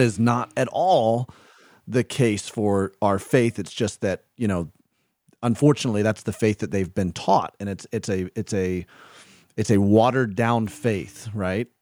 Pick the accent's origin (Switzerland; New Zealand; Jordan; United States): United States; the South; I grew up in the South